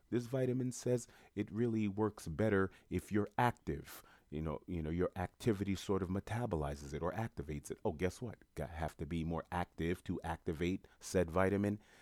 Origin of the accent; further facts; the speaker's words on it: New York City, New York, United States; moved away as an adult; also born or lived in Florida; I was born and raised in Jamaica, Queens, New York.